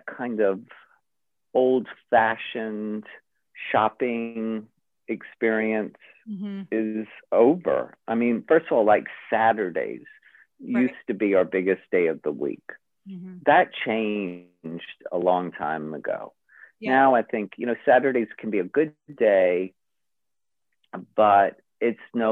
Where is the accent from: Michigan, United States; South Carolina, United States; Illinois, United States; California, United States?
South Carolina, United States; Charleston; moved away; I am from Charleston, South Carolina. And I was born and raised there and left there in 1980.